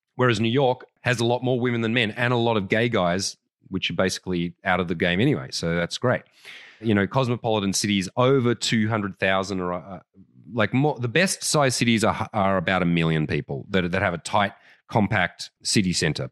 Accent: Canberra, Australian Capital Territory, Australia; moved away; I was brought up in Canberra, Australia

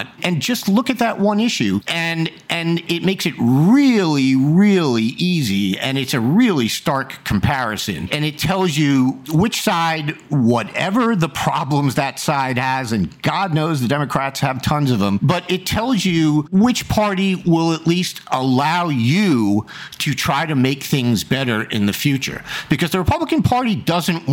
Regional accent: New York, United States; I grew up in New York

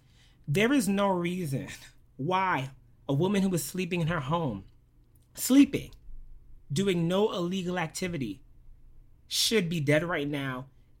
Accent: New York City, New York, United States; I'm a proud Brooklyn boy who loves all things queer, all things … of course, who doesn't, all things black spirituality.

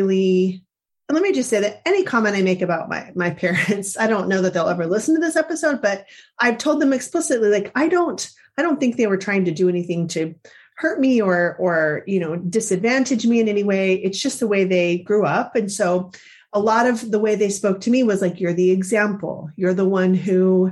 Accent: Central California, United States; Growing up in Central California, there weren't a lot of other Mormons who were my age

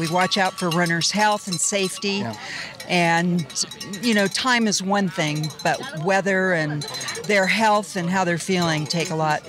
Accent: California, United States; also born or lived in Laguna Beach, California; Well, I'm from California. I live in Laguna Beach.

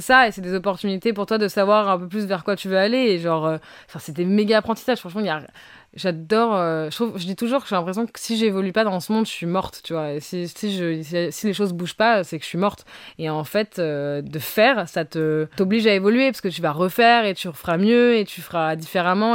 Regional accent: Brazil; moved away; je reviens du Brésil et je suis brésilienne pourtant

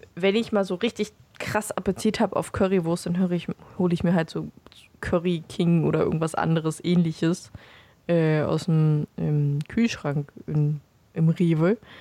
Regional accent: Beelitz, Brandenburg, Germany; ich bin nicht in Belitz geboren, aber aufgewachsen

